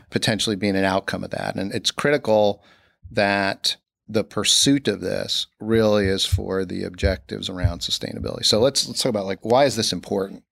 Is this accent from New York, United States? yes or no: yes; Newburgh, New York, United States; I grew up in Newburgh, New York, with, uh, my parents and my two brothers.